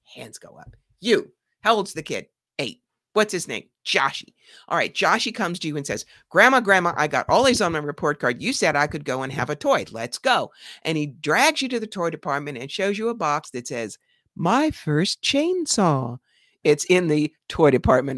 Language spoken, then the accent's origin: English; New York, United States; I'm from New York.